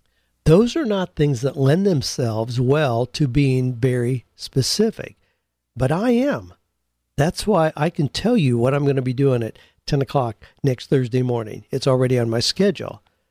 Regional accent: Peru; moved away as an adult; now in Los Angeles, United States; I immigrated from Peru to Los Angeles, struggled for years

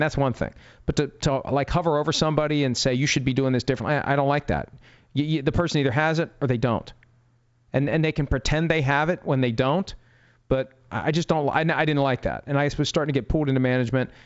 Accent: Wheeling, West Virginia, United States; moved away; my hometown of Wheeling, West Virginia

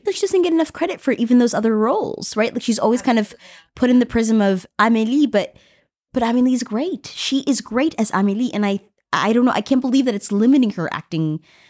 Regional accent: United States; moved away as an adult; now in Paris, France; We live here. We're from America.

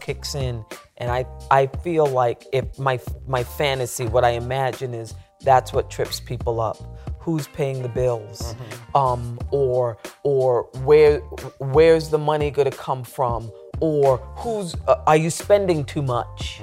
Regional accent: Central Falls, Rhode Island, United States; moved away; also born or lived in New York; I came to New York from Central Falls, Rhode Island

